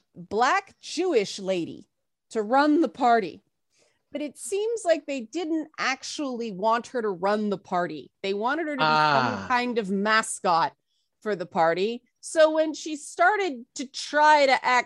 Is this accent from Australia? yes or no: no; Canada; I'm a Canadian